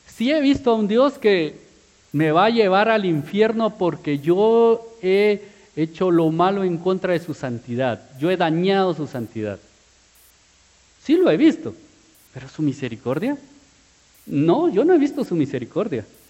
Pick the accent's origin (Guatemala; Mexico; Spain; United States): Guatemala; como buen chapín